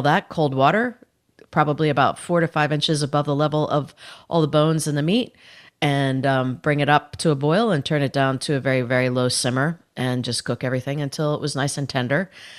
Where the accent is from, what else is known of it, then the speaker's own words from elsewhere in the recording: Indiana, United States; Well, I grew up in Northern Indiana.